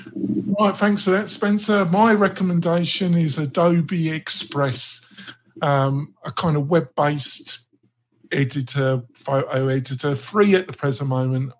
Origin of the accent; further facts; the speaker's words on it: England, United Kingdom; I'm English